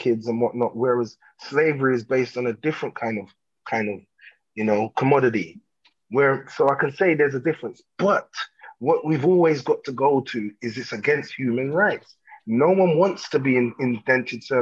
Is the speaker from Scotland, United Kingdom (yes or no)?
no; London, United Kingdom; I'm from London. I'm not just from England. I'm from London, England. I'm from London, Southeast London.